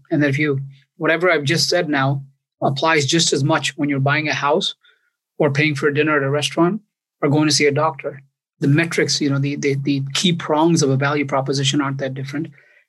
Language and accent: English; White Plains, New York, United States; also born or lived in India; I grew up in New York. I grew up in White Plains, New York